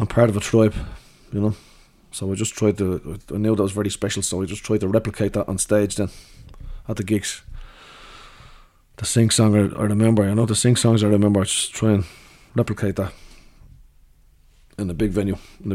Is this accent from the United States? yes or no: no; Dublin, Leinster, Ireland; I grew up swimming in Howth because we're on the dart line there